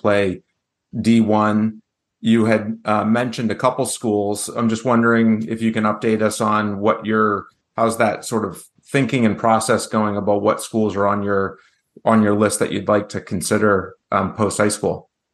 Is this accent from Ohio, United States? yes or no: no; New Hampshire, United States; my home state